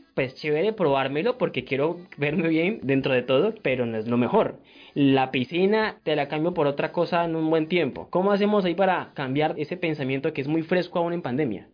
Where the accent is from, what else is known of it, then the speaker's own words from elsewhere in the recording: Colombia; nos compone como colombianos